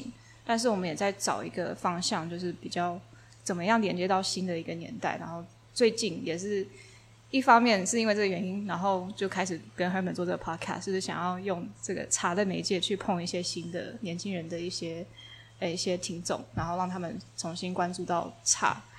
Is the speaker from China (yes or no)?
no; Taiwan; 我说我是来自台湾